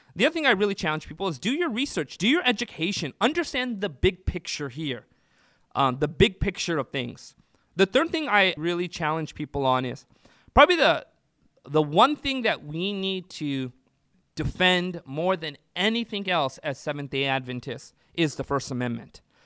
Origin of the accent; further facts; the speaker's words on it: Orange County, California, United States; now in Central California, United States; I was, uh, born and raised in Orange County